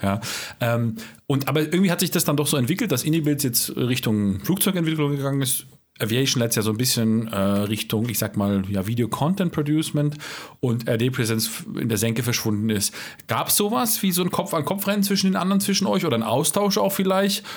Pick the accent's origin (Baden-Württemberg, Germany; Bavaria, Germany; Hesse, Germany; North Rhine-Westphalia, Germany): Baden-Württemberg, Germany; accent: Alemannic; Ich komme ja selber aus dem Badenländle, ja. Ich bin sogar Alemannisch